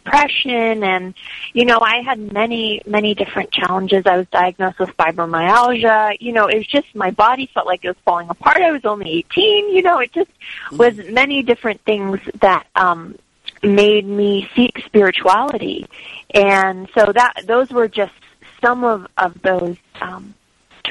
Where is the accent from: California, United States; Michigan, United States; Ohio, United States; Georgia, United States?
California, United States; Los Angeles; moved away; I grew up in Los Angeles, in Hollywood, actually.